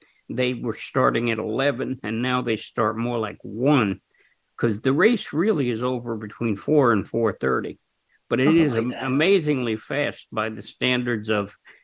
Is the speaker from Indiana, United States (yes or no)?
no; New Jersey, United States; Jersey, my home state